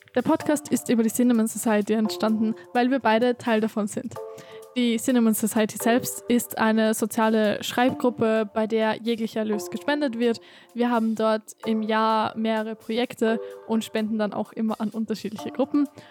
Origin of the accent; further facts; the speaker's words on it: Austria; ich komme aus Österreich